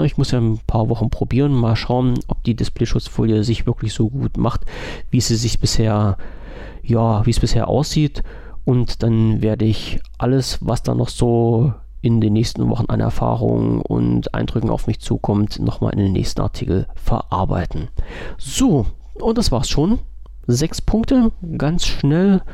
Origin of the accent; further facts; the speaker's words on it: Germany; als deutscher Bürger